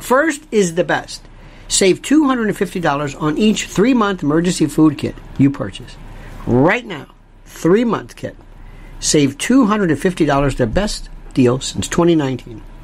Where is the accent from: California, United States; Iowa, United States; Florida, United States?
Florida, United States; I'm from Florida, not Florida, Florida, and I was raised on hurricanes.